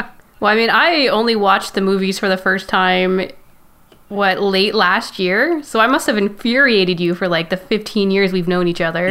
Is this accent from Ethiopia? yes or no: no; Canada; I'm Canadian